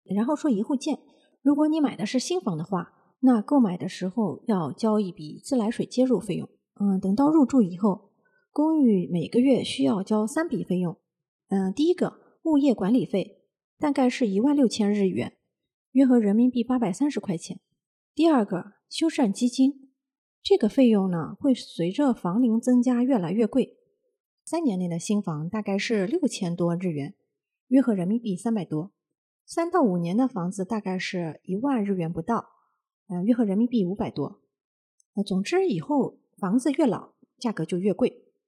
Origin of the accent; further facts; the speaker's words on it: China; now in Japan; 我们中国人要是有了闲钱，会有这个置业的习惯